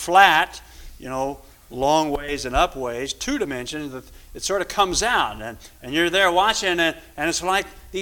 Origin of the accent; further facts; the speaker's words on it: Louisville, Kentucky, United States; I was growing up in Louisville, pretty good, because we lived in Louisville